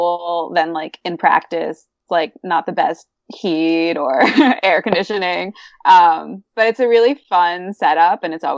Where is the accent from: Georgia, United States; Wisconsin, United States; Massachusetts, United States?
Massachusetts, United States; Boston; moved away; I'm from Boston.